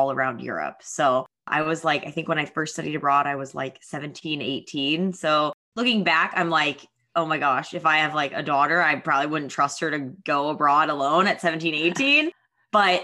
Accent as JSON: {"language": "English", "region": "Missouri", "country": "United States", "tie": "born or raised there", "also_born_or_lived": "New York", "moved": "yes", "lives_now": "Austin, United States", "said": "I am from Missouri, so I grew up on a farm in a small town"}